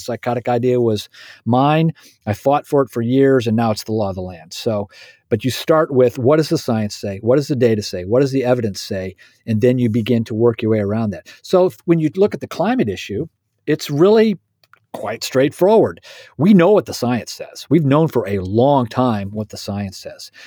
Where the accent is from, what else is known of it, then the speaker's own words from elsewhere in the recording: Indiana, United States; I am a Hoosier. I was born and raised in Indiana.